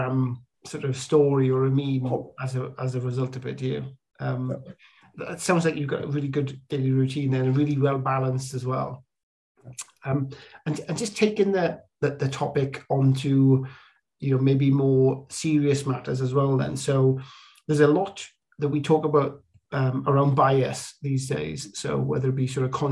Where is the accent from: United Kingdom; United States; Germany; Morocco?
United Kingdom; the Welsh Valleys, Wales; growing up in the Welsh Valleys, there wasn't an awful lot of diversity